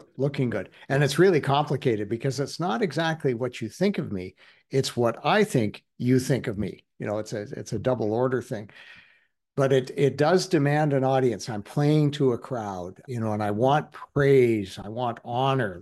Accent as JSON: {"language": "English", "region": "Alberta", "country": "Canada", "said": "I'm from Alberta."}